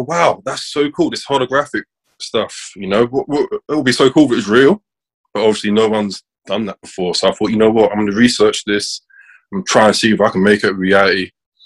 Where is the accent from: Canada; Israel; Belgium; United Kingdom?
United Kingdom; London; I'm 25, I'm from South London.